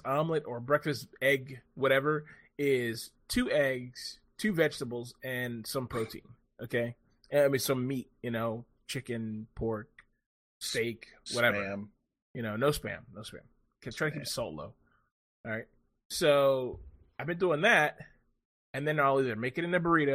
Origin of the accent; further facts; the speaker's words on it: United States; I'm an American